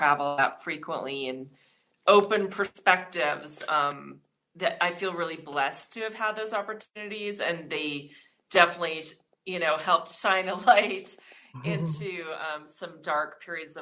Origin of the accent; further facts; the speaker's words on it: Missoula, Montana, United States; also born or lived in Germany; in the neighborhood I grew up in Montana. I'm from Missoula.